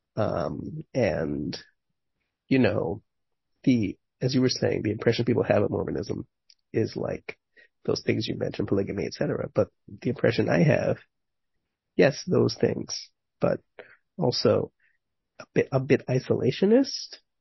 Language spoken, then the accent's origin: English; New York City, New York, United States; I grew up in Manhattan and Brooklyn